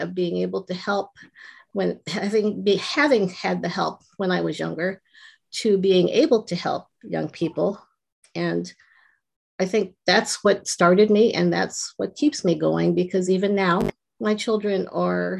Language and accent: English; Los Angeles, California, United States; I grew up in Southern California and I went to a pretty rough school, junior high